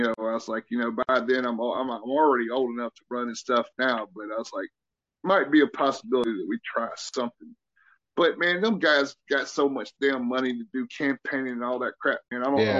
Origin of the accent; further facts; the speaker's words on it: the South, United States; accent: Southern; Whenever I got to Germany, apparently, you know, people never heard a true Southern accent. Now, my accent is nothing like it used to be.